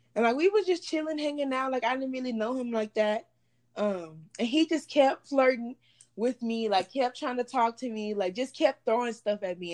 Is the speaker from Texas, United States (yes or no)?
yes; Baytown, Texas, United States; moved away as an adult; also born or lived in Houston, Texas; now in Dallas, United States; I was born in Houston. Um, I live in Baytown, Texas. It's like a small city that's like in the Houston area. Um, well, I was raised in Baytown, Texas